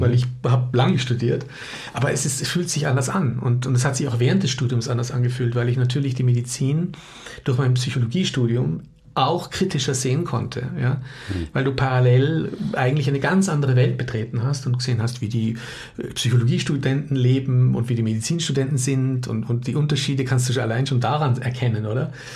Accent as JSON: {"language": "German", "town": "Munich", "region": "Bavaria", "country": "Germany", "also_born_or_lived": "Austria", "moved": "as an adult", "lives_now": "Innsbruck, Austria", "said": "bin ja Münchner"}